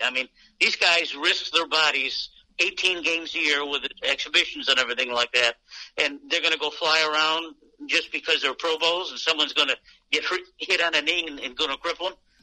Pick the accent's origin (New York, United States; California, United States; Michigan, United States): New York, United States; Syracuse; Syracuse, my hometown for years.